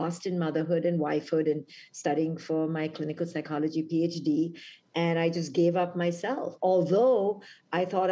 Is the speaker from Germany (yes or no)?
no; India; moved away as an adult; now in United States; when I was 21, when I came from India to America